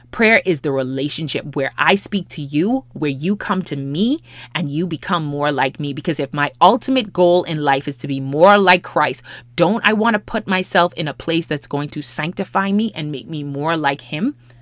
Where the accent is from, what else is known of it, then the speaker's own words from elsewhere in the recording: Bahamas; also born or lived in Los Angeles, United States; I'm from the Bahamas, and so therefore, I've never lived in L A before this time